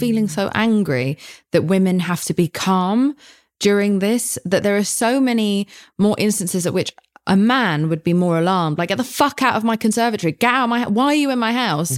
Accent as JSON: {"language": "English", "country": "United Kingdom", "said": "I'm British"}